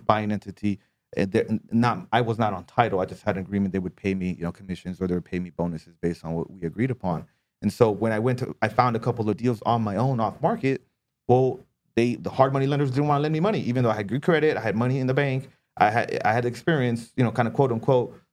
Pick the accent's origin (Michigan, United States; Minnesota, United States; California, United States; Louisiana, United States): California, United States; Southern; moved away as an adult; now in Hawaii, United States; I grew up in Southern California